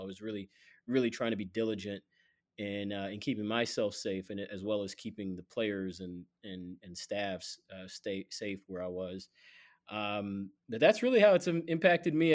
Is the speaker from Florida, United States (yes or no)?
no; Atlanta, Georgia, United States; now in Chicago, United States; I'm from Atlanta originally, my parents still live in Atlanta